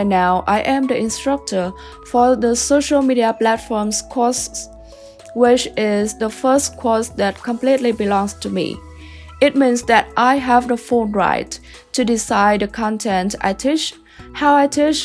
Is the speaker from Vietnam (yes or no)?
yes; Vietnam; moved away as an adult; now in Kansas, United States; I came from Vietnam, a very different country in comparison to the America